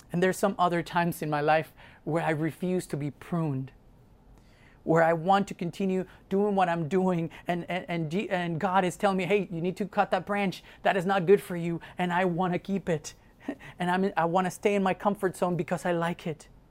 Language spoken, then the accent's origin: English; Mexico; moved away; I grew up in Mexico